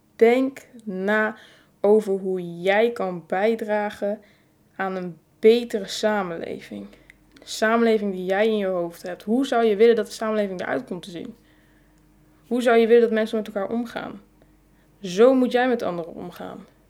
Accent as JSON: {"language": "Dutch", "country": "Netherlands", "said": "als Nederlanders"}